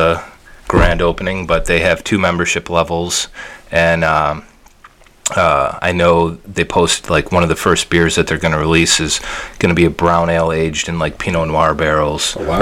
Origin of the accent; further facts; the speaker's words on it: Chicago, Illinois, United States; now in Niles, United States; Chicago's my hometown, but I live in Niles now